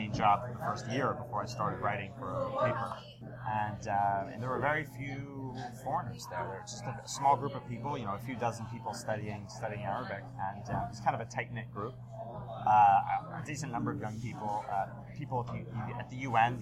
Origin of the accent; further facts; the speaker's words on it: Philadelphia, Pennsylvania, United States; moved away as an adult; also born or lived in United Kingdom / Virginia / Amman, Jordan / Yemen; now in New York, United States; I was born in the UK, but I moved to Philadelphia when I was a little kid. Well, I went through high school there until I was 18